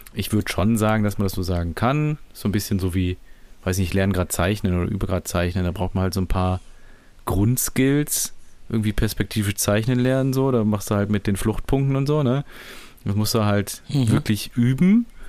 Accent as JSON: {"language": "German", "town": "Düsseldorf", "region": "North Rhine-Westphalia", "country": "Germany", "said": "ich komme aus Düsseldorf"}